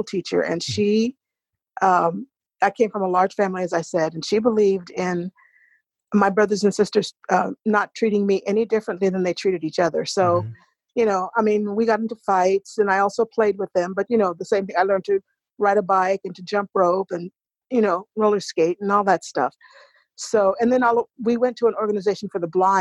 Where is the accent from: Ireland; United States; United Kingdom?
United States; Biloxi, Mississippi; I was born in Biloxi, Mississippi